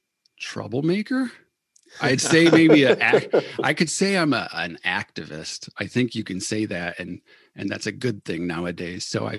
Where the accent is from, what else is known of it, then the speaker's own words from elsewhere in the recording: Battle Creek, Michigan, United States; I grew up in Cereal City, Cereal City, USA, Battle Creek, Michigan.